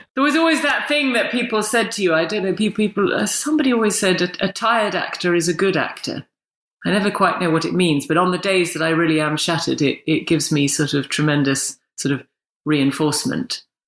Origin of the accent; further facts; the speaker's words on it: England, United Kingdom; accent: full English accent; I'm very English